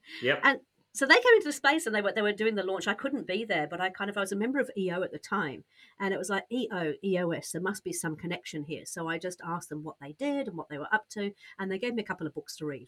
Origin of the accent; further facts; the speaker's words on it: United Kingdom; accent: British; moved away as an adult; also born or lived in Australia; now in New Zealand; I'm British, just in case you can't tell from the accent, but a Brit, a Brit who's moved from Britain to Australia, then to New Zealand